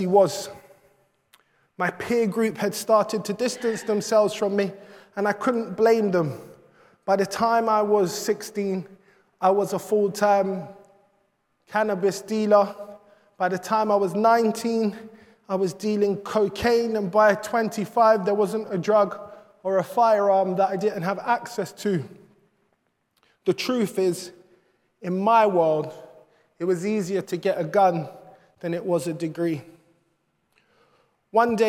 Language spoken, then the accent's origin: English; London, United Kingdom; I'm from Brixton